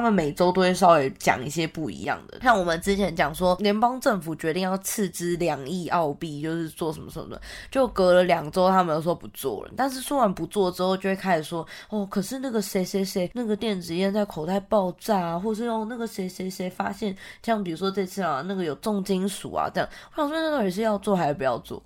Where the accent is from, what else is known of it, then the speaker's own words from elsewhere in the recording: New Taipei, Taiwan; moved away as an adult; now in Australia; 我本人真的是在台北生活了快三十年